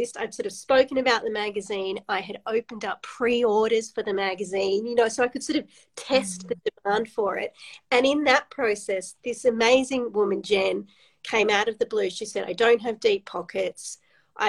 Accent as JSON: {"language": "English", "town": "Sydney", "region": "New South Wales", "country": "Australia", "tie": "born or raised there", "moved": "as an adult", "lives_now": "New South Wales-Queensland border, Australia", "said": "I grew up in Sydney, really knowing nothing about regional Australia."}